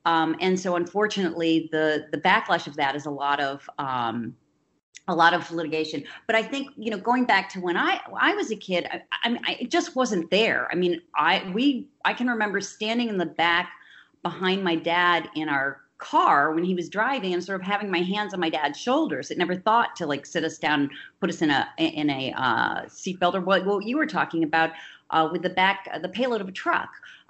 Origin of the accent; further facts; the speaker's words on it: Midwest, United States; also born or lived in New York City; I was born in 1960 in New York City, but I grew up in the upper Midwest. And bounced around between 5 different grade schools and 3 different high schools.